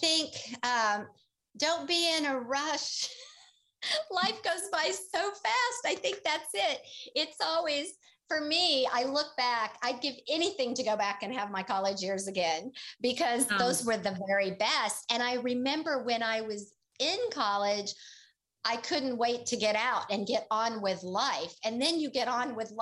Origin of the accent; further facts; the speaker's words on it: Tulsa, Oklahoma, United States; moved away; also born or lived in Boulder, Colorado; I was a city girl. I grew up in Tulsa, Oklahoma.